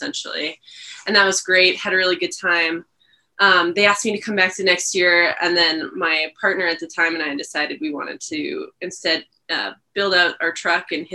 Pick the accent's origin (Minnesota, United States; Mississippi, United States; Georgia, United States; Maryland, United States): Minnesota, United States; moved away as an adult; now in Colorado, United States; I'm originally from Minnesota.